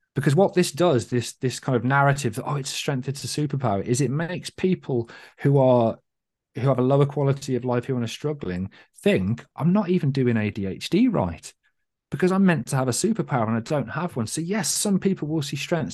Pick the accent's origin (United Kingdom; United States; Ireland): United Kingdom; as a British person